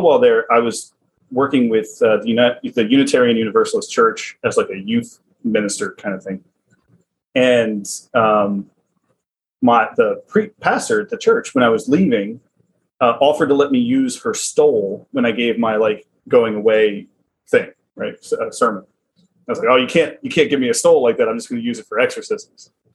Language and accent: English; the South, United States; accent: southern; my southern accent